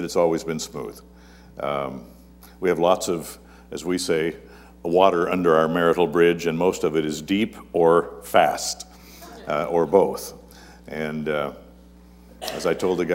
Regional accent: Yakima, Washington, United States; also born or lived in Cle Elum, Washington; I had a pastor growing up in Yakima

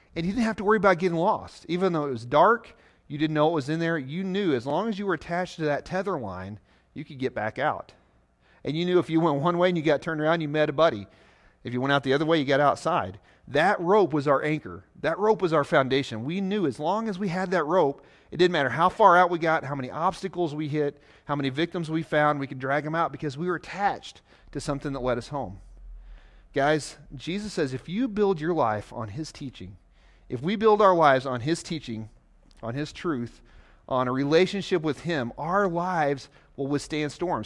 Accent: Southeast Missouri, United States; now in Nebraska, United States; I'm from Missouri, Southeast Missouri, to be exact, down by the Mississippi River, the part of Missouri that sticks down into Arkansas called the Boot Hill

